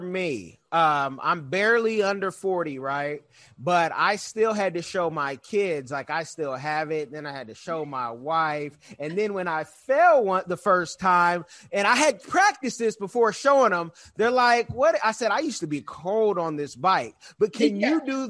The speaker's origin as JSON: {"language": "English", "town": "Oakland", "region": "California", "country": "United States", "said": "I'm from Oakland and in the Bay Area and started in Oakland."}